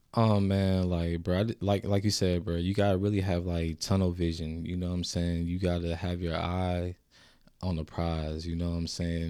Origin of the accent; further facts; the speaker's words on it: Augusta, Georgia, United States; I came from Augusta. You know what I'm saying? I represented Augusta. You know what I'm saying? That's not where I was born